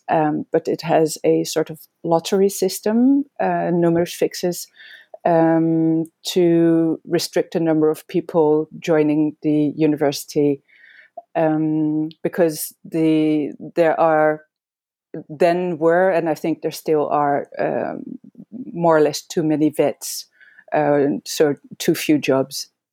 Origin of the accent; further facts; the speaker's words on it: Amsterdam, North Holland, Netherlands; moved away as an adult; also born or lived in Belgium / England; I was born and raised in Amsterdam, in the Netherlands